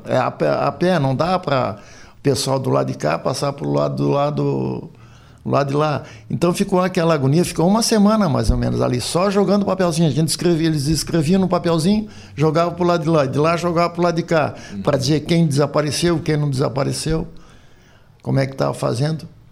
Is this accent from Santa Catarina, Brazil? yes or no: yes; Lauro Müller, Santa Catarina, Brazil; eu nasci no 107, depois vim embora para Lauro Miller